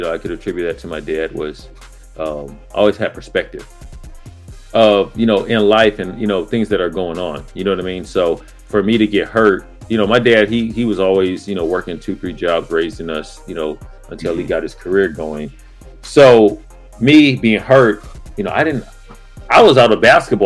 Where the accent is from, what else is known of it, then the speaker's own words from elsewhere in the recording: Pomona, California, United States; I grew up in Pomona, California